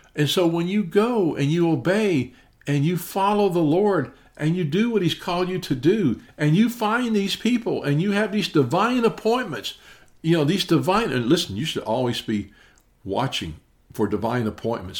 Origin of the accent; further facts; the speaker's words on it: Memphis, Tennessee, United States; I'm actually from Memphis, Tennessee